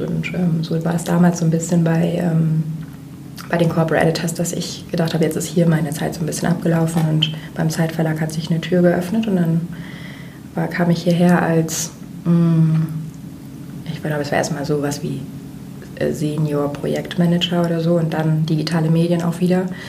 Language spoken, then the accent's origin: German; Jever, Lower Saxony, Germany; moved away as an adult; also born or lived in Kiel / Barcelona; now in Hamburg, Germany; geboren in Kiel an der Ostsee, ähm, aufgewachsen in Friesland bei Jever da wo das Bier herkommt.